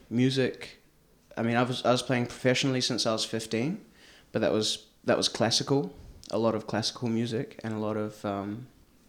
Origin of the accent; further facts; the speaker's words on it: New Zealand; moved away as an adult; now in Amsterdam, Netherlands; I'm from New Zealand.